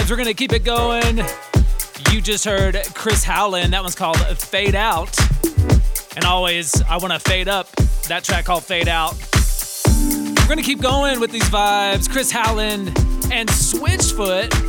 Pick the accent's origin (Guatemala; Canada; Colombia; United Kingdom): Guatemala; Hey, guys … from Guatemala.